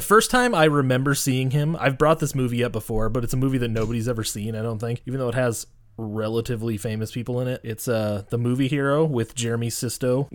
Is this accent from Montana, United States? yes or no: yes; Montana, United States; I'm being from Montana